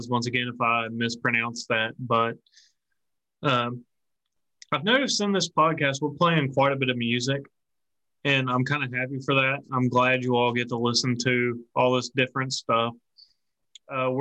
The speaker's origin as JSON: {"language": "English", "region": "Appalachia", "country": "United States", "said": "we're from the Appalachia region, and we have our own cultural differences"}